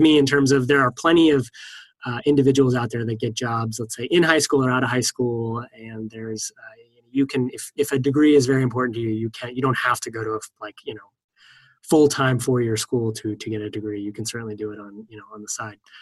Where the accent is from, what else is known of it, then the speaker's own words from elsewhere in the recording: East Coast, United States; now in California, United States; I live in California, and I'm from the East Coast